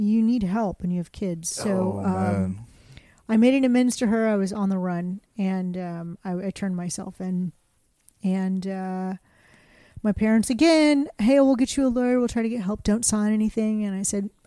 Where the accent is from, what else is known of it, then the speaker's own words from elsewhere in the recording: Kingwood, Texas, United States; This little white girl growing up in Kingwood